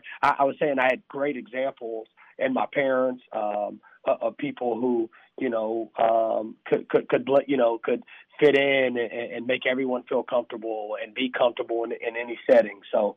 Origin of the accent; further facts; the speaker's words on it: the South, United States; obviously race relations in America, especially growing up in the South, you know, a son of a mixed couple